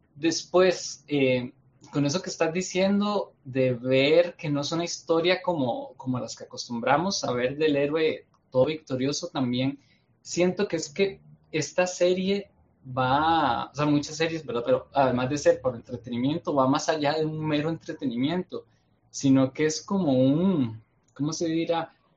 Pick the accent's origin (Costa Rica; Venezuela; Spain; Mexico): Costa Rica; yo soy de Costa Rica, estamos cerca